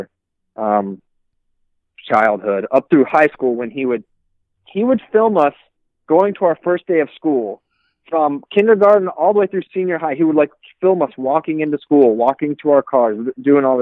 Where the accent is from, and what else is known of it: Shenandoah Valley, Virginia, United States